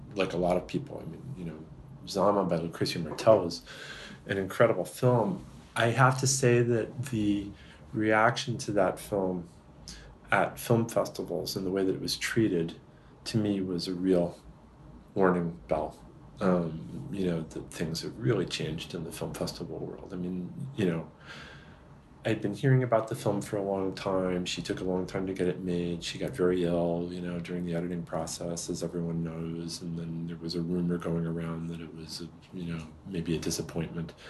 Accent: Massachusetts, United States; I grew up in Massachusetts and another part of it, but still Massachusetts

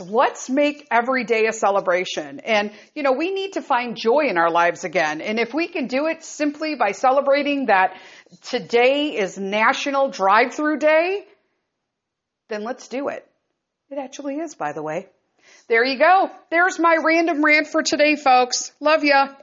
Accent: Chicago, Illinois, United States; born and raised in Chicago

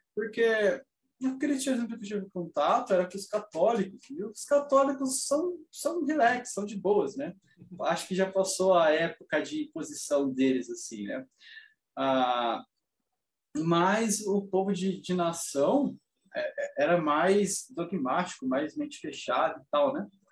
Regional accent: Brazil; como bom brasileiro, a minha família em si é, tem bases no catolicismo

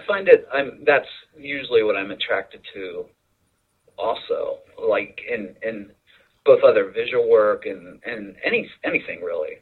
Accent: Lancaster, Pennsylvania, United States; now in New York City, United States; I grew up in Lancaster, Pennsylvania, so not too far from Philly

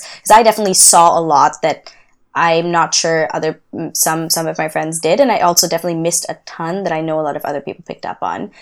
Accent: India; I know about class the way I've learned about it in India.

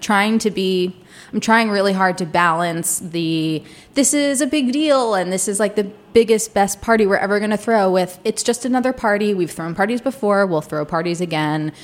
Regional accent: Delaware, United States; moved away as an adult; also born or lived in Charleston, South Carolina; now in Washington, DC, United States; I grew up in Delaware

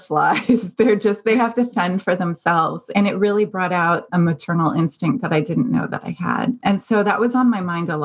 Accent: Dayton, Ohio, United States; moved away as an adult; also born or lived in Cincinnati, Ohio; now in California, United States; me growing up in Dayton, Ohio

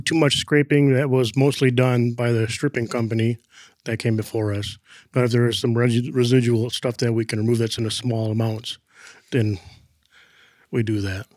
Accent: Flint, Michigan, United States; I was born in Flint, Michigan, back in nineteen seventy-two

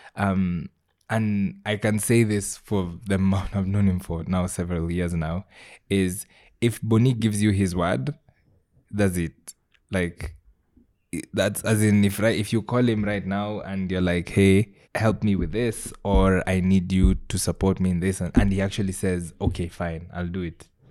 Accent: Kisii, Kisii County, Kenya; I grew up in Kisii

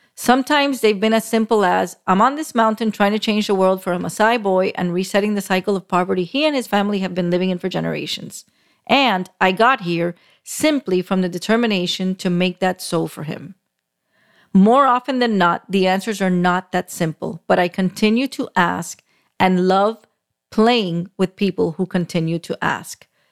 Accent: Miami, Florida, United States; I was born and raised in Miami, still live in South Florida

